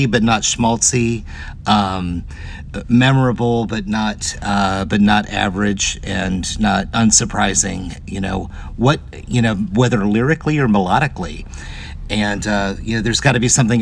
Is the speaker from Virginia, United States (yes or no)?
yes; Hampton, Virginia, United States; with Hampton being my hometown